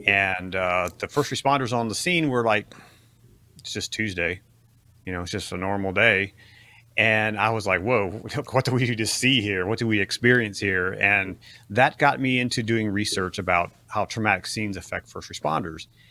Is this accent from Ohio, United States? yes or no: yes; Ohio, United States; grew up in, uh, what, what my kids call Amish country, or the Amish world in Ohio